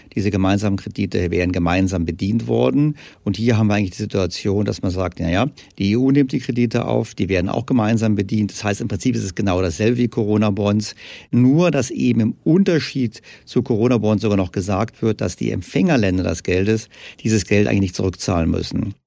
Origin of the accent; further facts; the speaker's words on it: Germany; bei uns in Deutschland